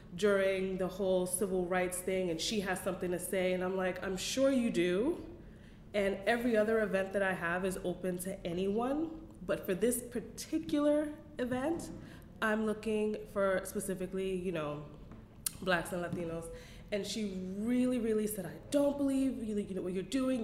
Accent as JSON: {"language": "English", "town": "New York City", "region": "New York", "country": "United States", "tie": "born or raised there", "said": "I was raised in Bed-Stuy, and so that's the people that I grew up"}